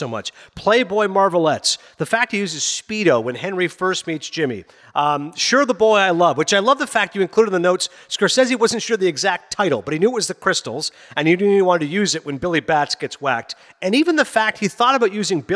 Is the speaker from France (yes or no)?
no; Canada; also born or lived in Pakistan (family origin); I'm a Pakistani-Canadian